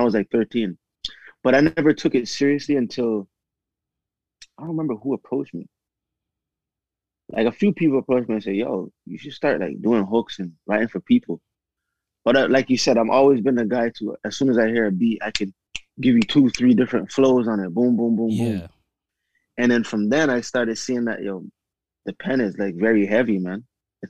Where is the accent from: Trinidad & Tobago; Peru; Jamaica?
Jamaica; Spanish Town; now in Toronto, Canada; I was born in Jamaica